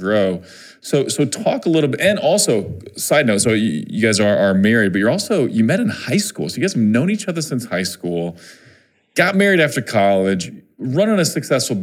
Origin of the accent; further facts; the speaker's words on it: Missouri, United States; my home state of Missouri